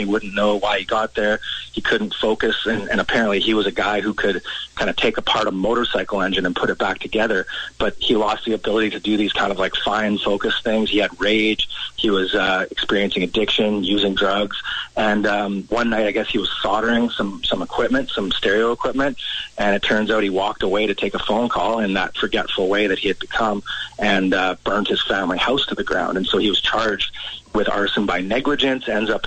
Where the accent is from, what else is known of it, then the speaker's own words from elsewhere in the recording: Langley, British Columbia, Canada; I grew up in Langley out here in BC